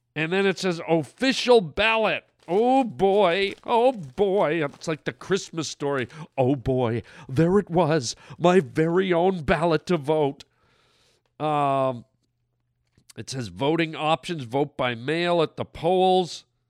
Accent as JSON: {"language": "English", "country": "Canada", "moved": "yes", "lives_now": "United States", "said": "I'm from Canada"}